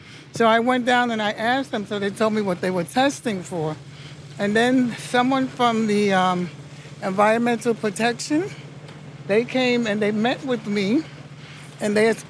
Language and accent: English; New York City, New York, United States; I grew up in Bushwick.